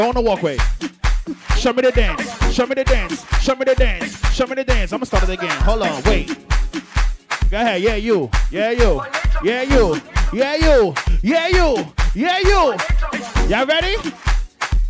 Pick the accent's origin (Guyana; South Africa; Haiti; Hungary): Guyana; also born or lived in New York; I'm from Guyana.